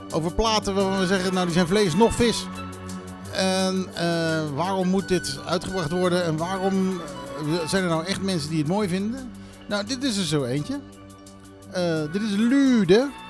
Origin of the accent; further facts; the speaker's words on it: Netherlands; Maar kijk, het had natuurlijk al lang zo moeten zijn dat wij als Nederlanders, wonend in Nederland, hier op de Beste Eilanden gewoon een burgerservice moet, een nummer moeten